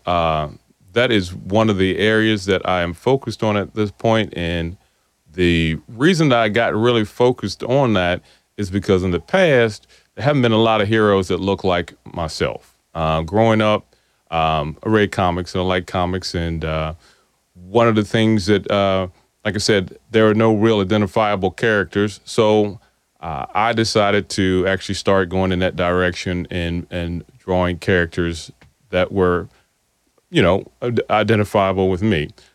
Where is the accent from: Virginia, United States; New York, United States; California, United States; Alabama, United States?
Virginia, United States; South Boston; I, I grew up here in South Boston